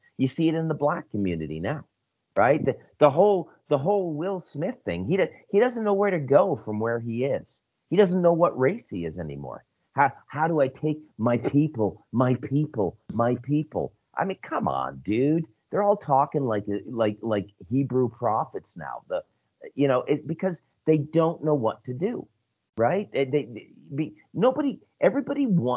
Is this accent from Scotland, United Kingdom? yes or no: yes; Scotland, United Kingdom; moved away; I'm white. I'm Scottish